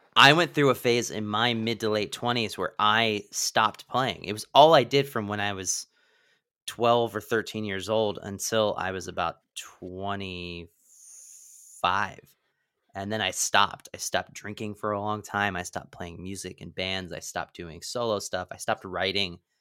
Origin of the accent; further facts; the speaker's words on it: Pennsylvania, United States; moved away as an adult; also born or lived in Washington D.C. / New York City / Los Angeles; I was originally from Pennsylvania. I left at 18